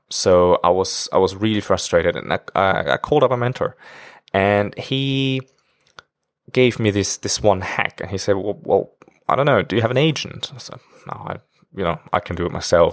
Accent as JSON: {"language": "English", "country": "Germany", "moved": "as an adult", "lives_now": "China", "said": "I'm actually from Germany. And now I'm living in China for almost five years already"}